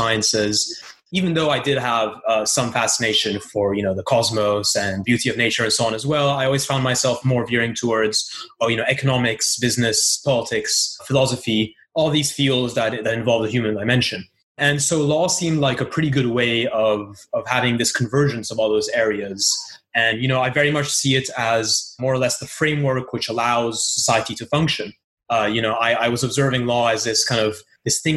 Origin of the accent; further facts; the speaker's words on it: Brussels, Brussels-Capital Region, Belgium; moved away; also born or lived in Istanbul, Turkey; I am originally from Brussels, but my family is also has a background from Istanbul and Turkey.